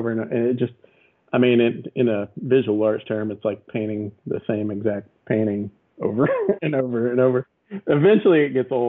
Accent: Abilene, Texas, United States; now in Austin, United States; Uh, Abilene, Texas, mostly my dad was military, so we hopped around a little bit when I was young, but he he was retiring by the time I was 12 in Abilene, so you know I'm mostly from Abilene

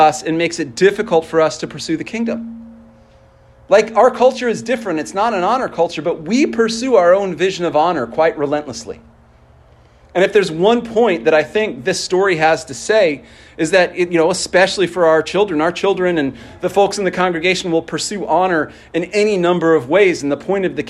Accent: Salt Lake City, Utah, United States; moved away; as a kid who grew up in Salt Lake City, I really, really loved my hometown. But when I decided to move somewhere else

